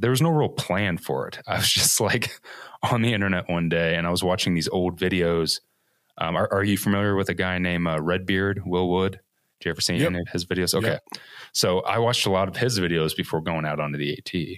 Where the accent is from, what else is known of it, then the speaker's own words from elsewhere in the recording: Evansville, Indiana, United States; originally, I am from Evansville, Indiana, which is like the second largest, I guess, metropolitan city in Indiana, which isn't saying much. Um, so born and raised in the Midwest my whole life